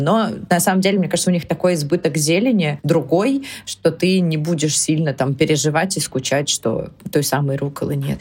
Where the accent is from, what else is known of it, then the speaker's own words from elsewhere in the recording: Russia; Мы в России привыкли к хорошему покрытию и действительно классному быстрому интернету